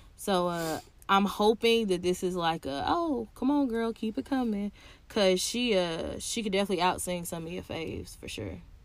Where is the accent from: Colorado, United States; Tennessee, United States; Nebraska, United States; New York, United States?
Tennessee, United States; I'm from Tennessee